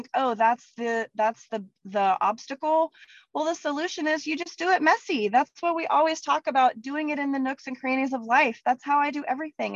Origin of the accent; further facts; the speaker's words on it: Texas, United States; I'm from Texas